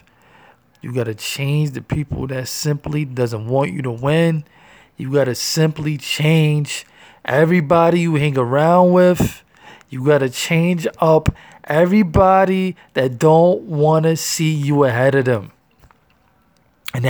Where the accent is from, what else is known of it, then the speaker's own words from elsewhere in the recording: New York City, New York, United States; I'm from Harlem, New York, feel me? Born and raised